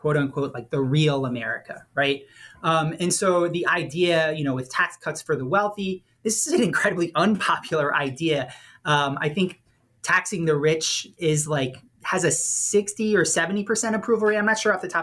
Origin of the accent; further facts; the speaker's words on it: New Orleans, Louisiana, United States; I'm from New Orleans